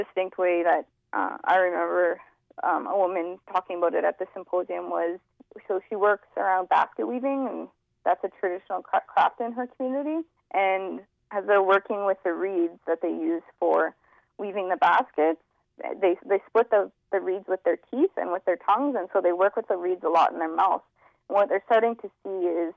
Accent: Central Alberta, Canada; I'm originally from Central Alberta. My background is Métis Cree

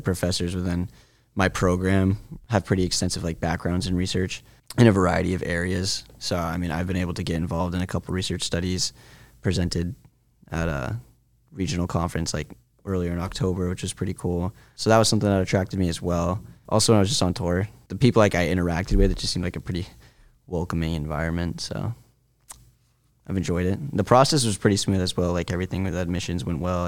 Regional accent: Vermont, United States; moved away as an adult; now in Maine, United States; summer back home because it's, like, not a lot to do in my hometown or, like, nearby. Mm. There's definitely no beaches in Vermont.

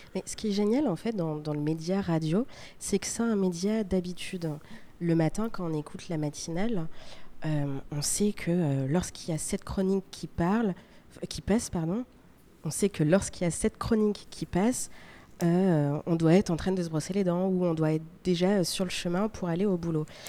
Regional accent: France; also born or lived in Paris; on vient de France

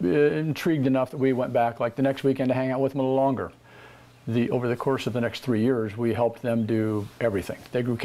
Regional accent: Albany, Oregon, United States; moved away as an adult; also born or lived in California; Born in Albany, Oregon. Born and raised there. Spent my first 20-some years there

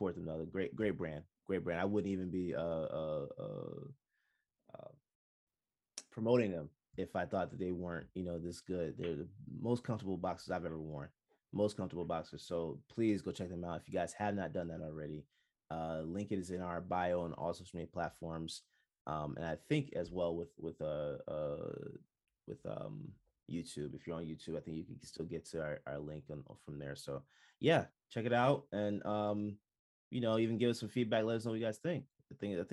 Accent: Jamaica; I'm Jamaican

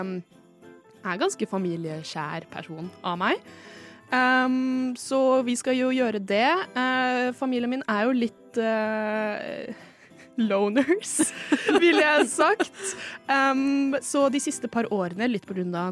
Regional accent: Rælingen, Viken, Norway; kommer fra Rælingen i Viken

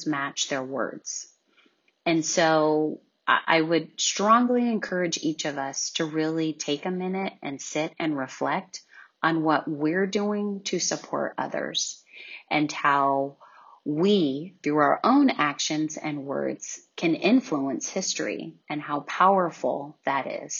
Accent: California, United States; as a young African-American child growing up in California in the U.S.

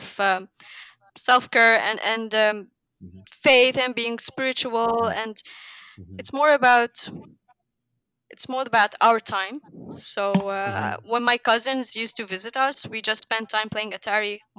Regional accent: Lebanon; I'm from Lebanon, a small country in the Levant region in the Middle East

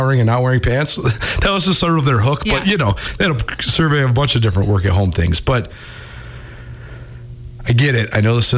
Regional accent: Missoula, Montana, United States; I grew up in Missoula

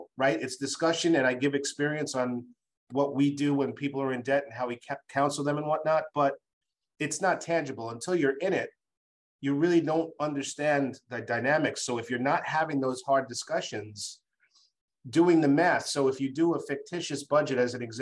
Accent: Massachusetts, United States; in my home state of Massachusetts

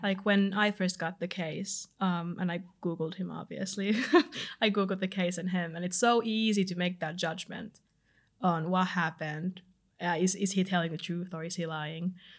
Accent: Finland; accent: Finnish; moved away as an adult; now in London, United Kingdom; I'm from Finland

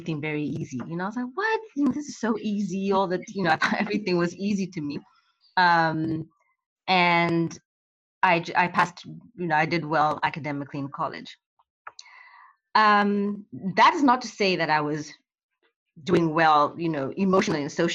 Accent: Kenya; moved away as an adult; I grew up in Kenya and I came here when I was 18, 19 to go to college.

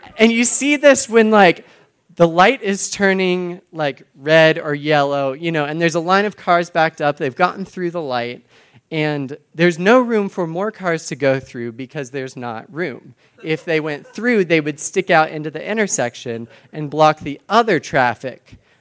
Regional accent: Texas, United States; now in Boston, United States; I'm from Texas originally

